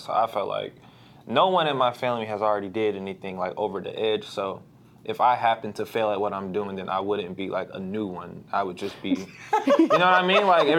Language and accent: English; St. Louis, Missouri, United States; I'm from St. Louis. I grew up just all around St. Louis. Like, I'm not from, like, a certain part.